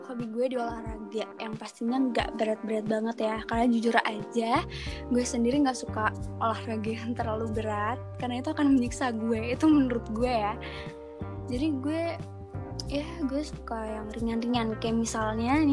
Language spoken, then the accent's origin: Indonesian; Bandung, West Java, Indonesia; asal gue dari Bandung, ya de deket lah dari Jakarta ya.